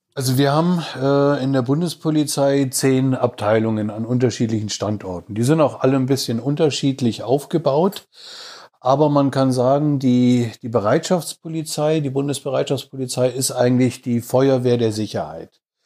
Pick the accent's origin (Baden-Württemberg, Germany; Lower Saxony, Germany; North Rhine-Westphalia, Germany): Baden-Württemberg, Germany; Laupheim; moved away; also born or lived in Frankfurt / Moscow / Berlin; komme gebürtig aus Baden-Württemberg, aus Laubheim in der Nähe von Ulm, bin aber äh, über Frankfurt, Moskau, Berlin, ja eigentlich schon fast in jedem Winkel, äh, zumindest Deutschlands und auch teilweise im Ausland gewesen.